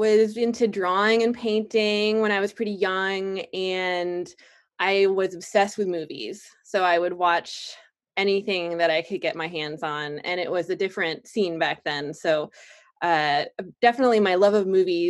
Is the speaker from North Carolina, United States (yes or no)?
yes; Durham, North Carolina, United States; I grew up in Durham, North Carolina